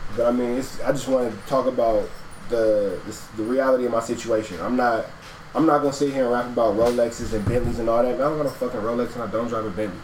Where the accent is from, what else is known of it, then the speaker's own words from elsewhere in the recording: Los Angeles, California, United States; now in Atlanta, United States; I grew up in LA, born and raised